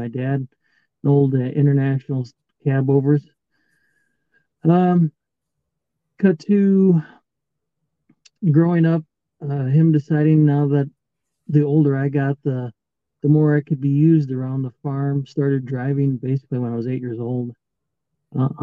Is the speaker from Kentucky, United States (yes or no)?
no; South Dakota, United States; I grew up in a small town, grew up on a farm